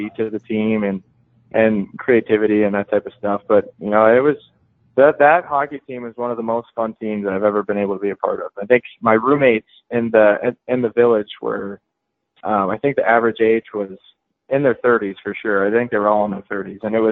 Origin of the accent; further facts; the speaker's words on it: Denver, Colorado, United States; I grew up in Denver